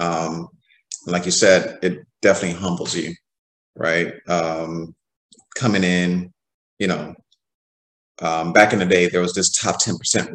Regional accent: Nigeria; as a Nigerian

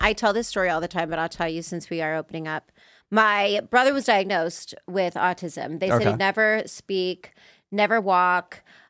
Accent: Las Vegas, Nevada, United States; also born or lived in Los Angeles, United States; I'm from Vegas originally.

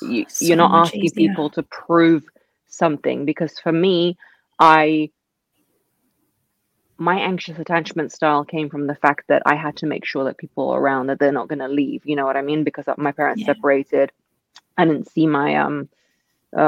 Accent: England, United Kingdom; also born or lived in Russia; I was raised in England.

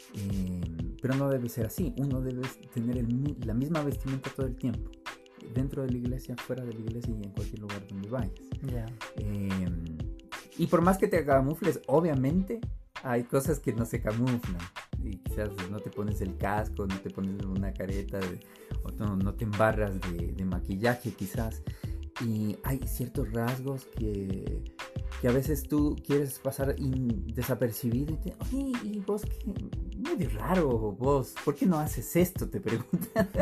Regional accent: Quito, Pichincha, Ecuador; also born or lived in Colombia; yo vine de meses de nacido al Ecuador. Entonces, bueno, eh, hoy escuché una palabra que dice que somos la tercera cultura y creo que es verdad. Eh, mis papás son colombianos, son caleños. Me crié en el Ecuador

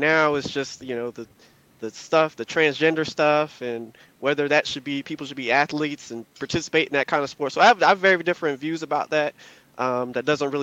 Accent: Virginia, United States; also born or lived in North Carolina; I was born in North Carolina, raised in Virginia, close to the D.C. area

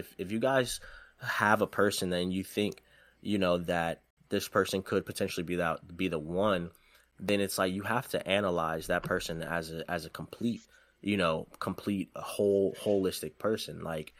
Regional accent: Detroit, Michigan, United States; also born or lived in Goodyear, Arizona / Texas; No, I'm originally from Detroit.

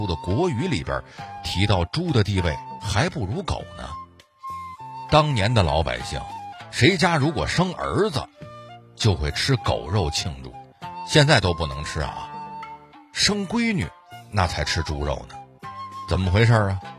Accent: China; 作为中国人，有件事您肯定不能否认，那就是热爱美食这件事儿是咱们历朝历代从未丢失过的优良传统。

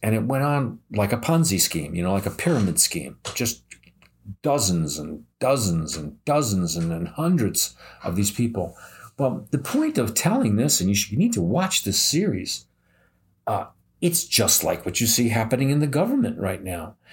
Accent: United States; I'm American

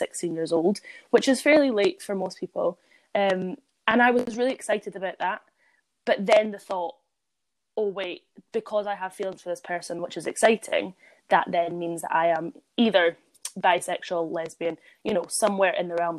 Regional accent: Edinburgh, Scotland, United Kingdom; I grew up in, you know, a very accepting area. I'm from Edinburgh.

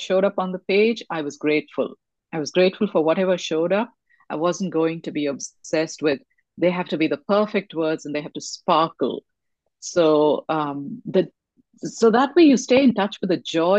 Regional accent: India; I come from India and reincarnation was spoken about in the family since I was crawling

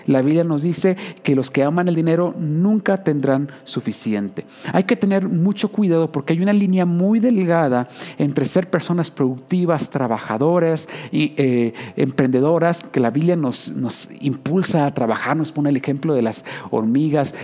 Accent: Usmajac, Jalisco, Mexico; now in Guadalajara, Mexico; yo soy de un pueblo, eh, podrías llegar a cualquier punto en 15 minutos. Yo recuerdo, yo crecí en Uzmajajali

